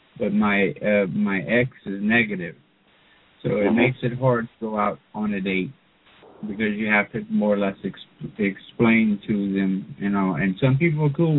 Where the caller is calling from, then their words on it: Lafayette, Louisiana, United States; Lafayette, Louisiana.